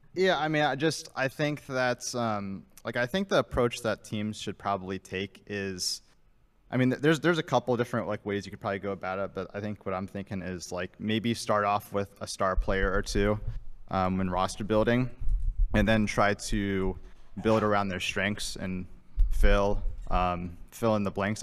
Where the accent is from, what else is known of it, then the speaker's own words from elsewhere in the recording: Fort Wayne, Indiana, United States; Fort Wayne, Indiana